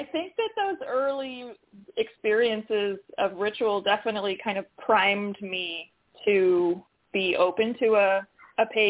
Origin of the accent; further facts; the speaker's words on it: Santa Cruz Mountains, California, United States; I grew up in the Santa Cruz Mountains, so I was in a rural area surrounded by a lot of woods